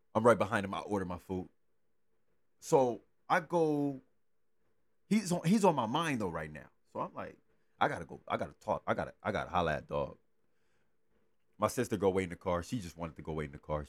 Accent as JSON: {"language": "English", "town": "Los Angeles", "region": "California", "country": "United States", "tie": "born or raised there", "said": "I grew up in South Central. I grew up around the area"}